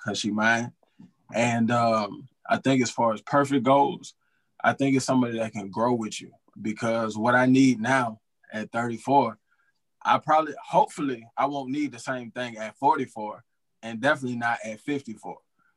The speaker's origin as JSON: {"language": "English", "town": "Atlanta", "region": "Georgia", "country": "United States", "said": "I'm from North Atlanta"}